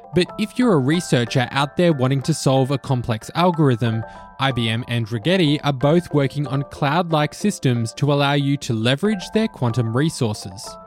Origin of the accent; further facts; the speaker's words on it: Australia; In Australia, where I'm from